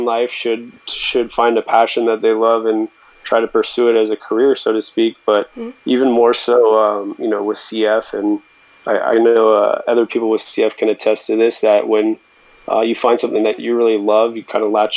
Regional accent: Bay Area, California, United States; Born and raised in the Bay Area, very close to yourself, and, been loving living here ever since

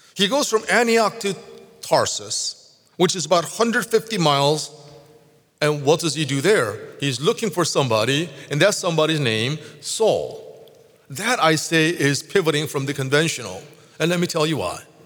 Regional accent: South Korea; moved away; I grew up in Korea

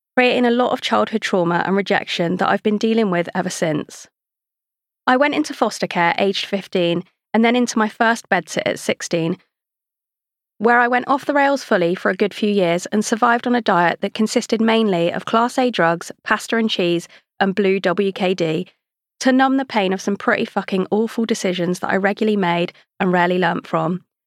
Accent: Devon, South West England, United Kingdom; I was born in Devon to a set of Mancunian parents

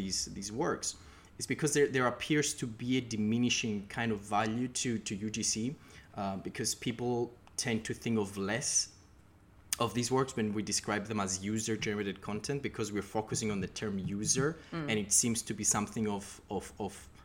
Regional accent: Cyprus; moved away as an adult; now in United Kingdom; I'm originally from Cyprus, but I've been in the UK for the past 5 years for my studies.

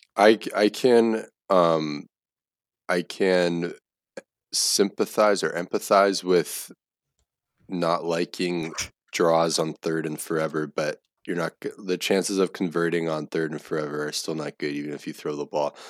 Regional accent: United States; as an American

